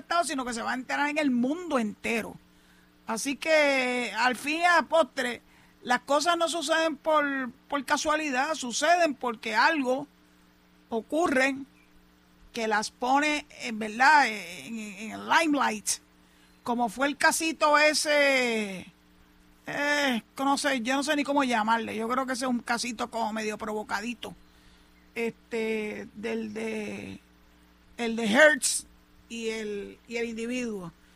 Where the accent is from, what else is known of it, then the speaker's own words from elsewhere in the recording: Puerto Rico; los puertorriqueños somos ciudadanos americanos